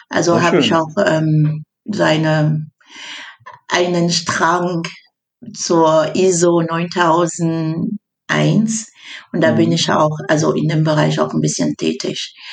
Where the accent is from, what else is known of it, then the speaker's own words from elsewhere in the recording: Cameroon; äh, ich komme aus Kamerun. Kommt ich komme aus Kamerun an da.